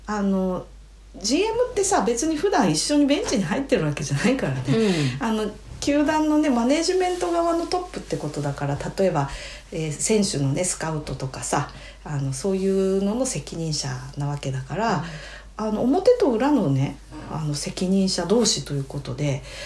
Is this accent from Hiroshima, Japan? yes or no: no; Hokkaido, Japan; 私たち北海道民